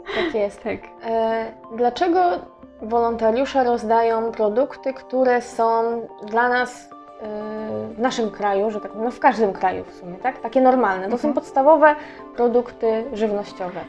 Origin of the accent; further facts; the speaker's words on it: Poland; jestem z Polski